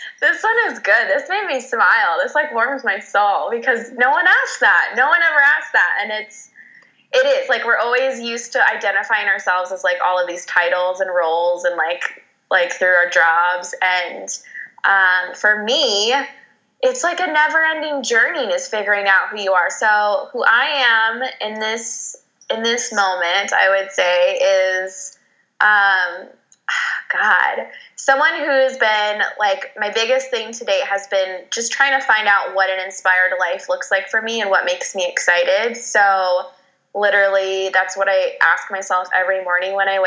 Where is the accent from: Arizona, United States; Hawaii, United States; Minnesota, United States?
Arizona, United States; Phoenix; I am from Phoenix, Arizona. I am a native here